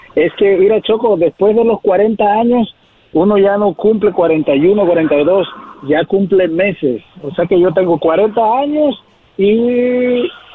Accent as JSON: {"language": "Spanish", "town": "Acapulco", "region": "Guerrero", "country": "Mexico", "moved": "yes", "lives_now": "Santa Maria, United States"}